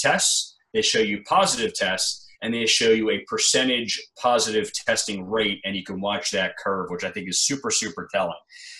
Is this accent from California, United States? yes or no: no; Pennsylvania, United States; Pennsylvania, my home state, and the state just below where Dr. Valentino lives